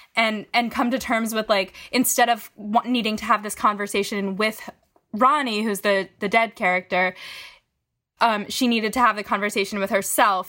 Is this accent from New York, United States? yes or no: yes; Syracuse, New York, United States; moved away as an adult; now in Brooklyn, United States; I'm currently zooming from Syracuse, New York, but I live, big air quotes, in Brooklyn. Um, I just got out of the city as soon as possible to be with my family and my dog. So here I am in my childhood closet.